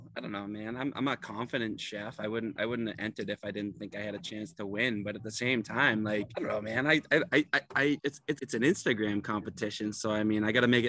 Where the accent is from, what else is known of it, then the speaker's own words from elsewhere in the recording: Boston, Massachusetts, United States; also born or lived in Cape Cod; No, I'm not from Saugus. Originally from Hyde Park.